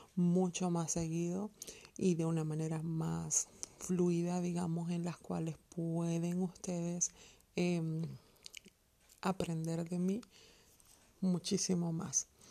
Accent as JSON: {"language": "Spanish", "country": "Venezuela", "also_born_or_lived": "Colombia", "moved": "as an adult", "lives_now": "Germany", "said": "vivo en el hermoso país de Alemania, pero soy venezolana y colombiana. Eh, hace siete años emigré a Alemania"}